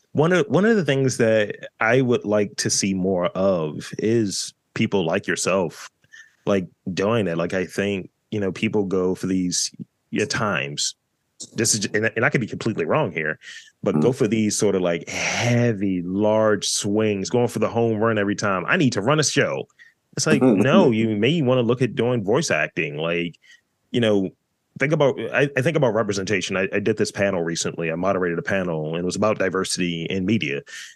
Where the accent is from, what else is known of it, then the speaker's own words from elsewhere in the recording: Baltimore, Maryland, United States; And I was looking for the Baltimore one because, you know, I'm from Baltimore and I'm told that I don't have one.